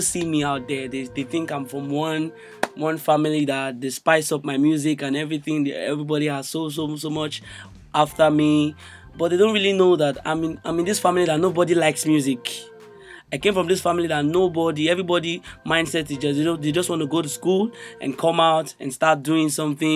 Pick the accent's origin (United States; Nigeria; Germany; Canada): Nigeria; Imo; from Imo State